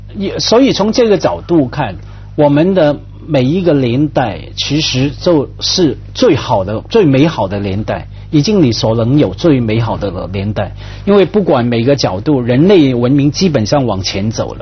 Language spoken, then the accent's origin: Chinese; Hong Kong; 在香港，我们